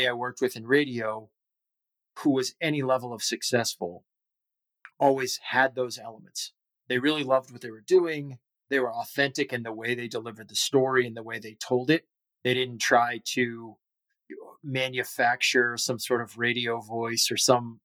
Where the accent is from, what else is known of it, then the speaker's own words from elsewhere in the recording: Boston, Massachusetts, United States; born and raised here in Boston